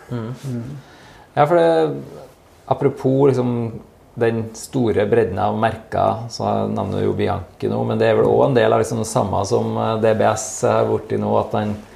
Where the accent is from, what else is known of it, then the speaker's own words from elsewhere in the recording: Steinkjer, Trøndelag, Norway; så kommer jeg fra Steinkjer sjøl